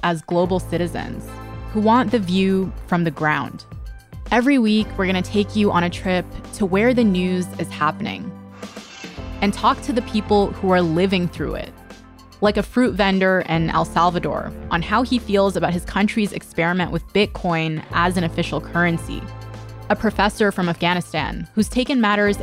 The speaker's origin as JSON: {"language": "English", "town": "Toronto", "region": "Ontario", "country": "Canada", "tie": "born or raised there", "also_born_or_lived": "Russia / Bangladesh", "said": "growing up in Toronto, most of my friends didn't either"}